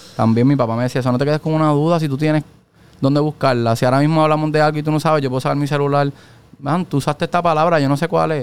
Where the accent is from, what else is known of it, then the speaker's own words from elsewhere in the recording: Ponce, Puerto Rico; also born or lived in Mayagüez; yo soy de Ponce